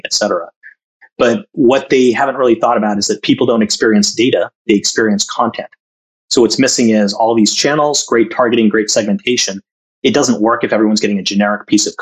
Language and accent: English; Massachusetts, United States; moved away as an adult; also born or lived in India / Jamshedpur, India / Calcutta, India / Madras, India; I grew up in Massachusetts, lived out in Silicon Valley, Bay Area, right after school